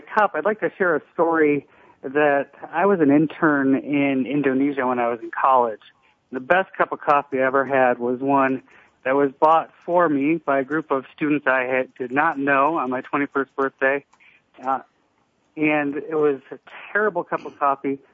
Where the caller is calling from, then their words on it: Denver, Colorado, United States; I'm calling from Denver, Colorado